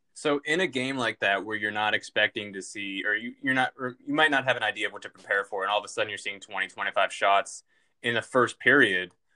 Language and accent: English; Lexington, Massachusetts, United States; my hometown of Lexington, Massachusetts